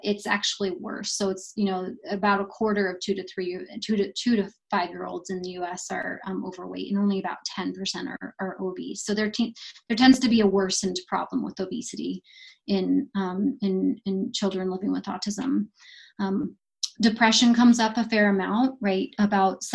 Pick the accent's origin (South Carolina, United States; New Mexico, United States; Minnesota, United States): New Mexico, United States; Las Cruces; I'm from Las Cruces